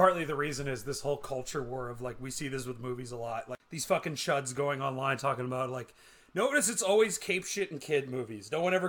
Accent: Canada

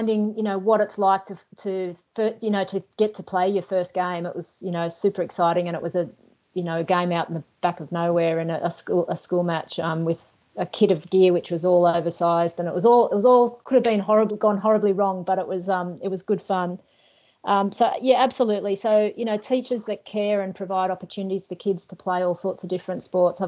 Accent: Newcastle, New South Wales, Australia; I grew up in Newcastle

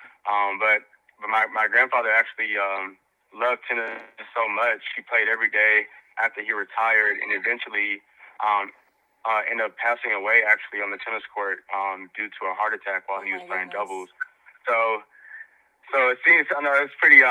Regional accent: Dallas, Texas, United States; I grew up in South Dallas, fairly low-income neighborhood

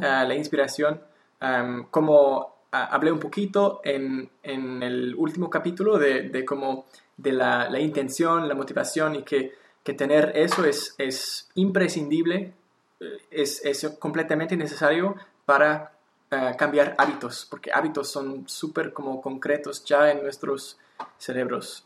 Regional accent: Victoria, British Columbia, Canada; Spanish is a second language; now in Montreal, Canada; en mi ciudad natal, Victoria

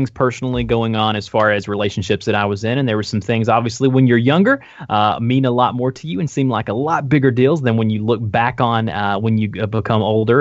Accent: the South, United States; I'm from the South

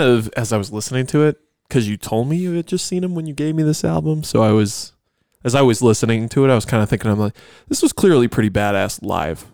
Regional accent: Buffalo, New York, United States; I grew up in Buffalo

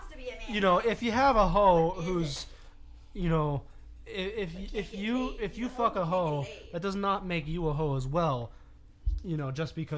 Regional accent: Pomona, California, United States; I was born in Pomona.

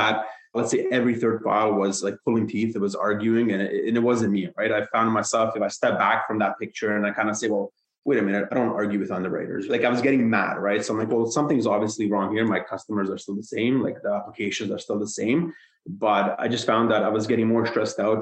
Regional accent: Hamilton, Ontario, Canada; I moved to Hamilton. I'm from Hamilton, Ontario, back in middle school around grade 6. Stayed there, didn't budge

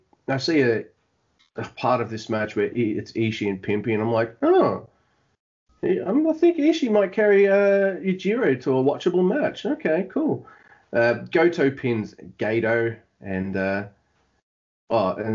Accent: Australia; this Aussie

